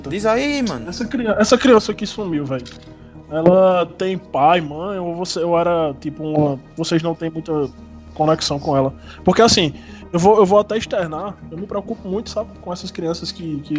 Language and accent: Portuguese; Ingá, Paraíba, Brazil; Fui acostumado, criado ali no, na, nas redondezas de Ingá, jogando bola descalço na terra.